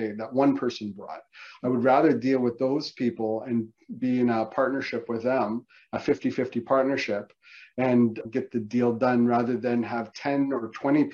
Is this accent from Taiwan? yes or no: no; Canada; as a Canadian